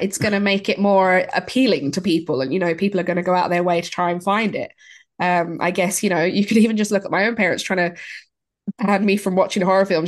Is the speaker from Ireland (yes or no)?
yes; Ireland; growing up in Ireland and, you know, you go to a, a Catholic school